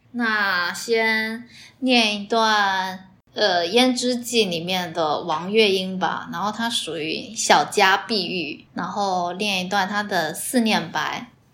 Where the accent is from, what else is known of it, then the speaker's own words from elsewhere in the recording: Fujian, China; accent: 地瓜腔 (Fujian-accented Mandarin); 原谅我的地瓜腔就行了